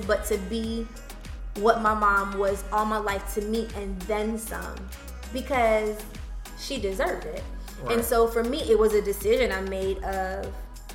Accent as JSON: {"language": "English", "town": "Charlotte", "region": "North Carolina", "country": "United States", "tie": "born or raised there", "said": "I grew up here in Charlotte"}